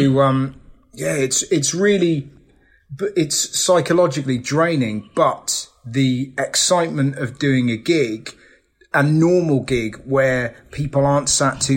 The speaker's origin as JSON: {"language": "English", "region": "England", "country": "United Kingdom", "said": "as an Englishman"}